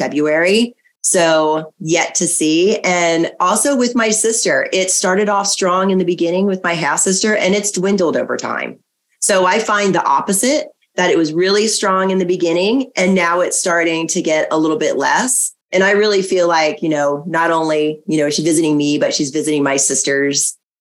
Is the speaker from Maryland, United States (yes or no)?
yes; Maryland, United States; the house that I grew up in Maryland